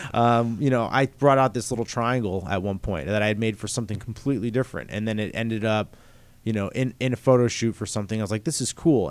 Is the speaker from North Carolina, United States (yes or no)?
no; north of New York City, New Jersey, United States; I grew up north in New York City, uh, in New Jersey